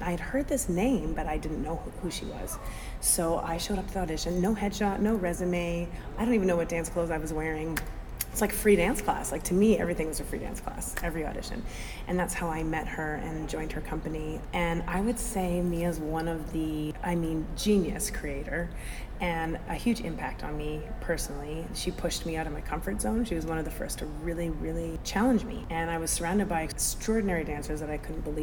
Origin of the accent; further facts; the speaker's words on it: Edmonton, Alberta, Canada; moved away as an adult; also born or lived in Vancouver / New York City; Originally, I'm from Edmonton, Alberta, Canada.